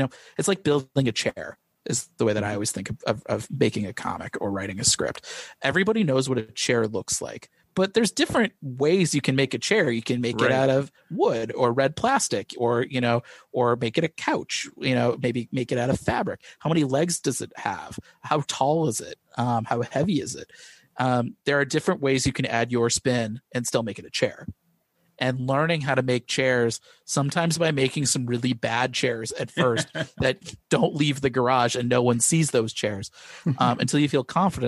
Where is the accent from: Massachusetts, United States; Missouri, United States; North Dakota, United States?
Missouri, United States; I grew up in Missouri